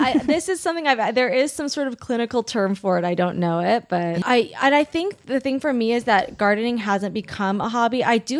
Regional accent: Long Beach, California, United States; Long Beach.

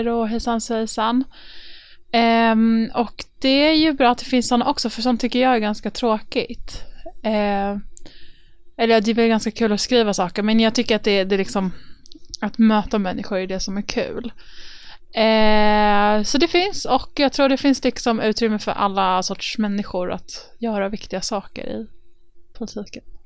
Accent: Stockholm, Stockholm County, Sweden; I Örnsberg i Stockholm.

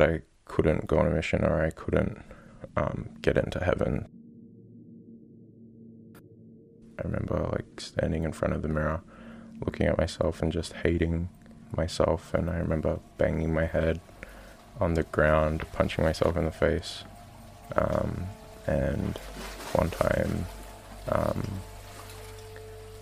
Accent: Gerringong, New South Wales, Australia; I'm from Australia, a little town called Gerringong, 2 hours south of Sydney

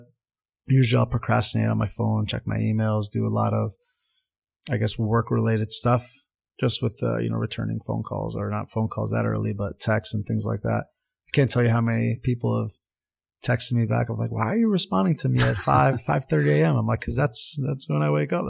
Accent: Montvale, New Jersey, United States; first language Armenian; English is a second language; I grew up in Montvale, New Jersey

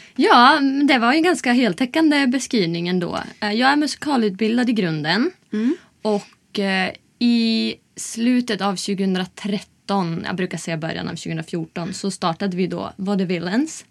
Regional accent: Umeå, Västerbotten County, Sweden; moved away as an adult; now in Stockholm, Sweden; Jag kommer från Umeå

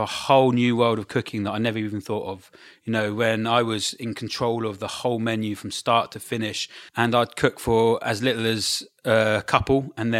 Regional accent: Brighton, South East England, United Kingdom

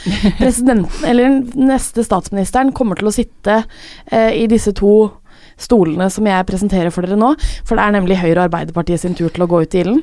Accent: Drøbak, Akershus, Norway; moved away; så var jeg hjemme i Drøbak eh, med pappa

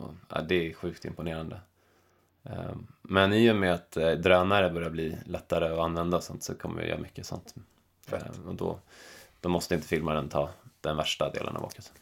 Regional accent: Stockholm, Stockholm County, Sweden; moved away as an adult; also born or lived in Täby / Bali; now in Chamonix, France; hemma i Stockholm

